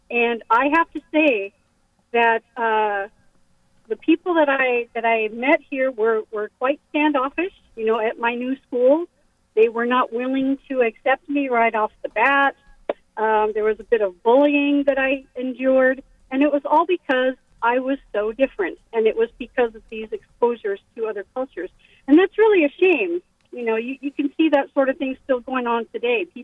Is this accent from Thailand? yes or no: yes; Bangkok, Thailand; born there; I was very fortunate to have been born and raised overseas um, I was born in Bangkok.